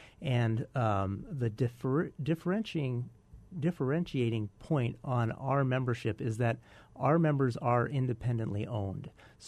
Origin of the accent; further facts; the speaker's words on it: Tripp, South Dakota, United States; No, I grew up in the East River, {S1} south {S2} of Mitchell, in a little town of about 600 people called Tripp